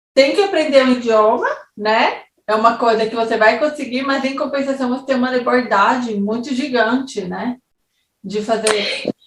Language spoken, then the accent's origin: Portuguese; São Paulo, Brazil; moved away as an adult; now in Switzerland; São Paulo, por exemplo, que é onde eu nasci e vivi 21 anos da minha vida